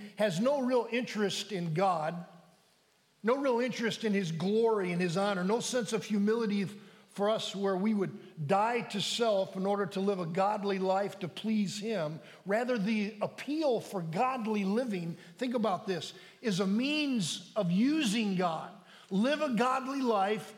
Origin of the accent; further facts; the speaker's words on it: United States; we as American Christians